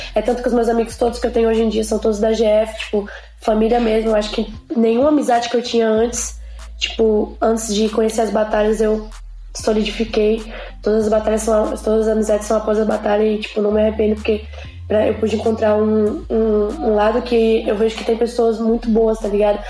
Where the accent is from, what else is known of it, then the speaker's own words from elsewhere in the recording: Planaltina, Federal District, Brazil; Eu sou de Planaltino, DF, Brasília.